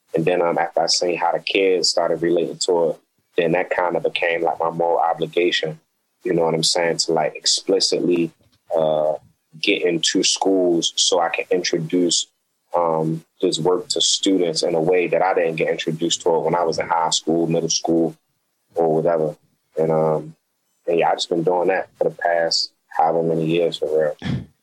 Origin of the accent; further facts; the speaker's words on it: Baltimore, Maryland, United States; growing up in Baltimore, living in Baltimore